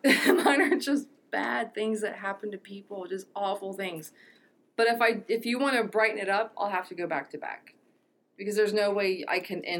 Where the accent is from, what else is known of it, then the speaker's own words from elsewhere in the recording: Cincinnati, Ohio, United States; moved away; Well, original, like, hometown birthplace. Oh. Like, I'm from Cincinnati.